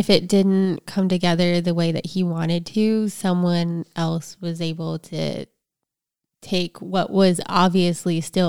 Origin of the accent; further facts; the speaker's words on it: East Coast, United States; I grew up on the East Coast, and so you could drive from Pennsylvania to Atlantic City, and it was really easy.